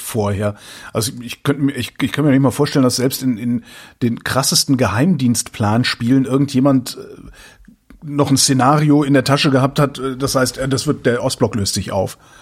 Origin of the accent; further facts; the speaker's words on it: West Germany, Germany; ich bin aus dem Westen, meine Frau ist aus dem Osten